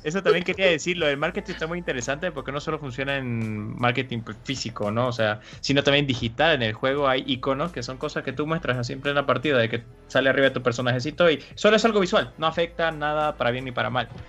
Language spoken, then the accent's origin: Spanish; Bolivia; yo soy de Bolivia